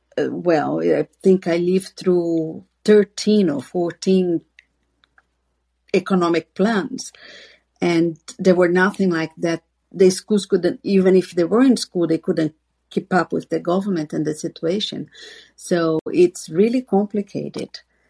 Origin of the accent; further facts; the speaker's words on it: Brazil; now in Ireland; I grew up in Brazil when it was an inflation that it was like there's no tomorrow.